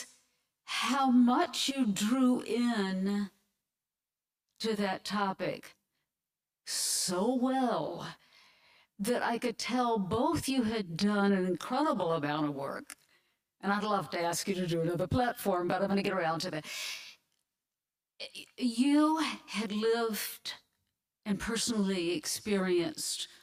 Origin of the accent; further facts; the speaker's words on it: Alabama, United States; I grew up in Alabama